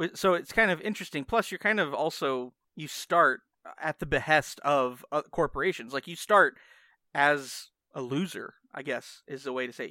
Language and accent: English; United States; I'm American.